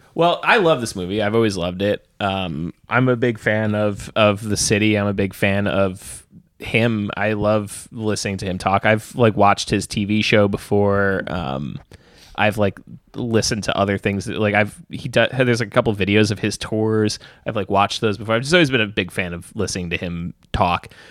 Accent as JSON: {"language": "English", "region": "New York", "country": "United States", "said": "as a New Yorker"}